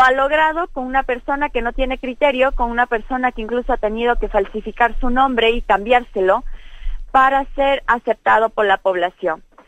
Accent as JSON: {"language": "Spanish", "country": "Ecuador", "said": "nosotros como pueblo ecuatoriano"}